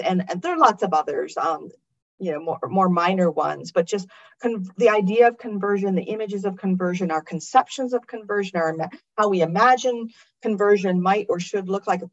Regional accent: United States; I'm an American

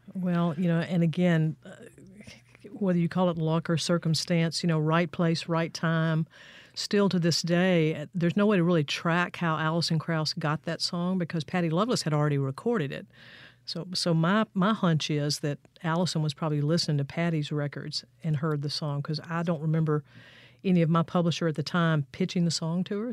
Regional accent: Fayette, Mississippi, United States; moved away as an adult; also born or lived in Jackson, Mississippi / Nashville, Tennessee; I was born right down the street here in Jackson, but I grew up in Fayette, Mississippi, over in Jefferson County, southwest part of the state.

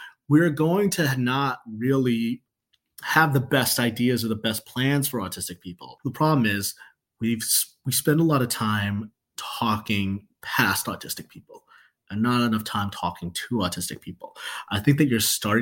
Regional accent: Chicago, Illinois, United States; I'm from Chicago

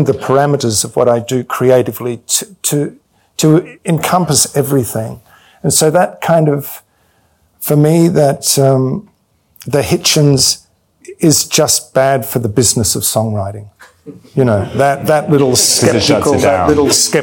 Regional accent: Victoria, Australia; moved away as an adult; I came from Australia

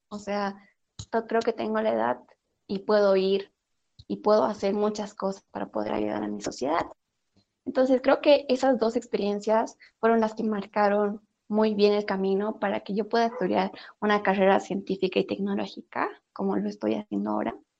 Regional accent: Oruro, Bolivia; como buena orureña me encanta el charque

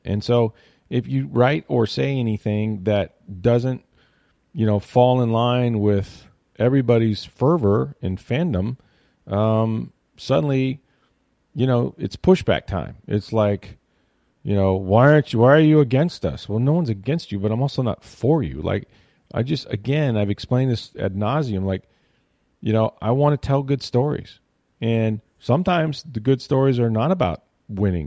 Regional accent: Tampa, Florida, United States; also born or lived in Arkansas; I grew up in Tampa. I haven't lived anywhere else

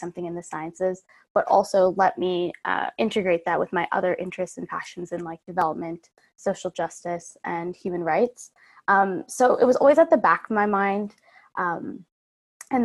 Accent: Vancouver, British Columbia, Canada; I'm from Vancouver, Canada, where I am right now.

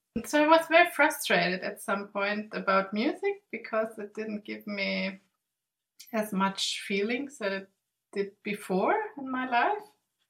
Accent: Sweden; English is a second language; also born or lived in Germany; I grew up in Sweden and Germany, and I live on the Swedish island Gotland in the Baltic Sea

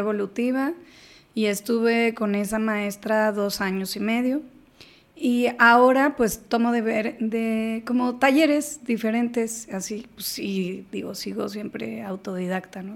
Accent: Mexico; somos mexicanos

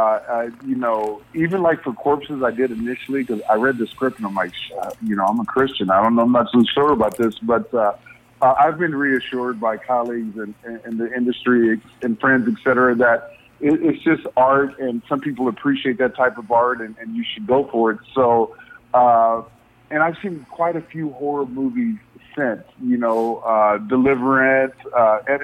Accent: Indiana, United States; I was raised in Indiana.

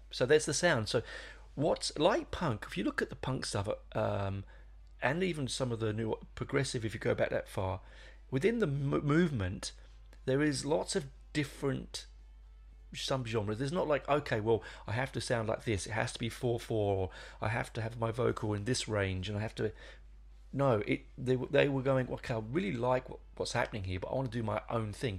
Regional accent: London, United Kingdom; I grew up in London in the seventies

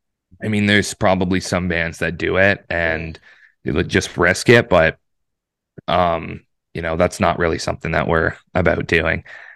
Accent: Oshawa, Ontario, Canada; he produces out of Hamilton, which is, like, I'm from Oshawa, so it's, you know, roughly like an hour 45, 2 hour drive.

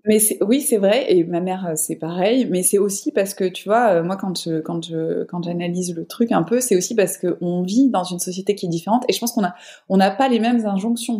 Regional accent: Avignon, Provence-Alpes-Côte d'Azur, France; now in Marseille, France; moi je suis sudiste, mais je suis pas de Marseille là-bas je suis d'Avignon, enfin entre Avignon et saint de Provence

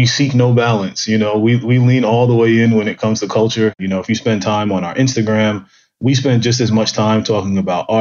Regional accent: New York City, New York, United States; I grew up in Brooklyn, in downtown Brooklyn, in really a Black and Latino melting pot

